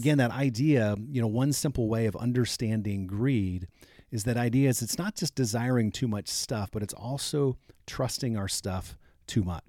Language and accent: English; Fort Wayne, Indiana, United States; I grew up in Fort Wayne, Indiana, and we used to go to Glenbrook Mall.